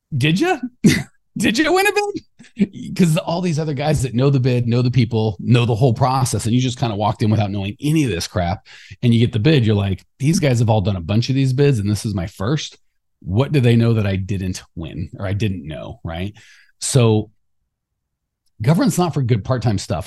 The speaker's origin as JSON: {"language": "English", "region": "Arizona", "country": "United States", "said": "I'm from Arizona"}